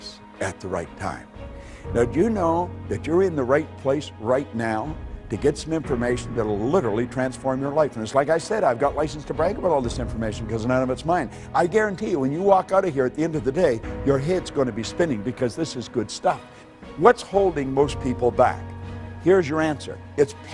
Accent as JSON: {"language": "English", "region": "Northern Ontario", "country": "Canada", "tie": "born or raised there", "said": "I was raised in Northern Ontario"}